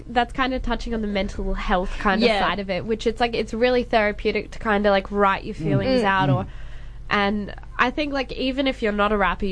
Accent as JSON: {"language": "English", "town": "Perth", "region": "Western Australia", "country": "Australia", "said": "I'm a rapper from Perth, basically Australia"}